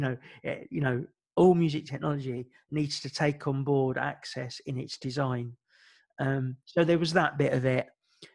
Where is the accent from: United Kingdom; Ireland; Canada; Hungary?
Ireland; My family were Irish and music is really important to our culture. As an Irish person, we all have a song about ourselves and the town that we come from.